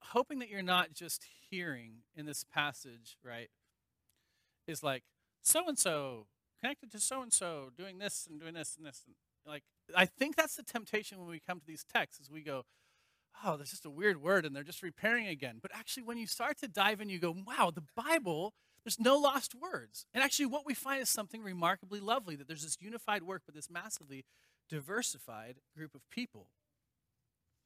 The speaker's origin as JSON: {"language": "English", "town": "Vashon Island", "region": "Washington", "country": "United States", "tie": "born or raised there", "moved": "yes", "lives_now": "Pennsylvania, United States", "said": "I grew up on Vashon Island in Washington"}